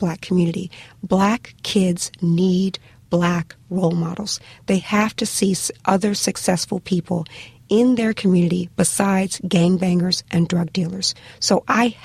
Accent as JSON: {"language": "English", "town": "Miami", "region": "Florida", "country": "United States", "tie": "born or raised there", "said": "I remember growing up in Liberty City, which is a very economically depressed part of Miami, Florida."}